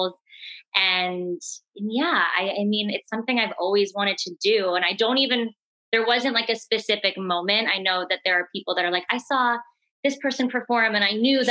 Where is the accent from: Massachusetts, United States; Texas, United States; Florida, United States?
Florida, United States; moved away as an adult; also born or lived in New York; now in Los Angeles, United States; My family is like a very East Coast, like very New York Italian cultured family, but they moved to Florida and that's where everyone is now